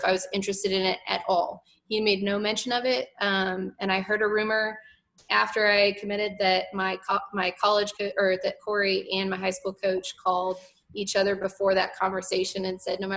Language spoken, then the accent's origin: English; Arizona, United States; moved away as an adult; I'm from Arizona